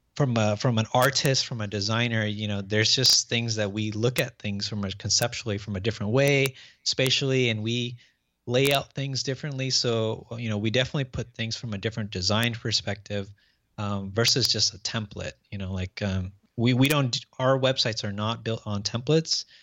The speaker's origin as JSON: {"language": "English", "area": "Orange County", "region": "Southern California", "country": "United States", "tie": "born or raised there", "said": "from Orange County, Southern California, uh, born and raised here"}